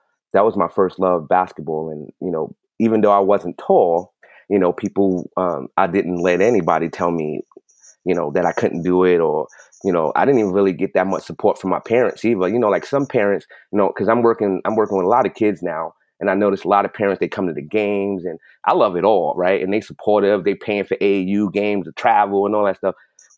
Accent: New York City, New York, United States; growing up in New York City, you know, basketball was life.

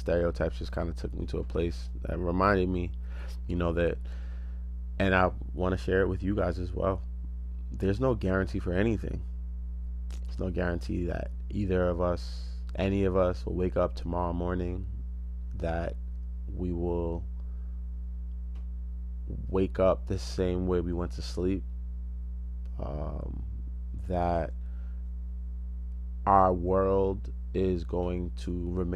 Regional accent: United States; I was born and raised in America

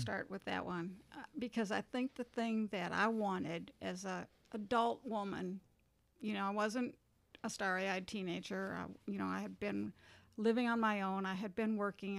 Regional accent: Minnesota, United States; moved away as an adult; also born or lived in California; now in Jackson, United States; I was born and raised in Minnesota

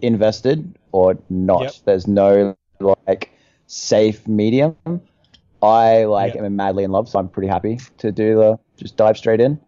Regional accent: Australia; moved away

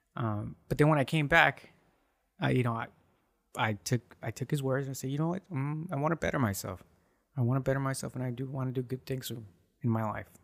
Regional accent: United States; I was born here in the U S

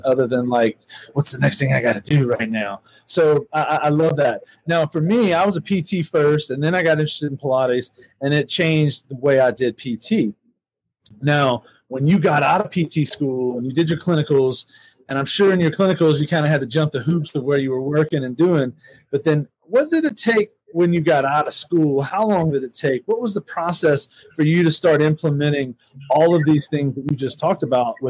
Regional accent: New Orleans, Louisiana, United States; I grew up in New Orleans

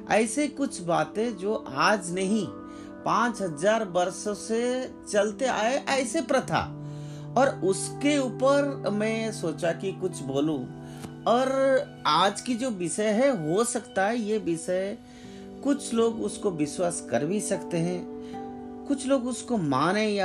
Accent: India; born there; तो हम इस देश में पैदा हुए हैं भारत में तो हम क्यों अपने आप को वंचित करें

